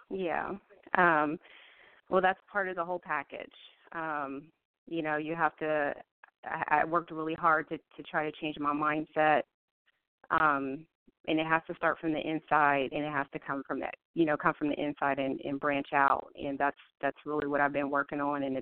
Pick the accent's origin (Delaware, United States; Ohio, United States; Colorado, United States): Ohio, United States; Columbus; now in Virginia Beach, United States; Um, I'm originally from Columbus, Ohio. Um, that's where I was born and raised. Right now, I live in Virginia, Virginia Beach.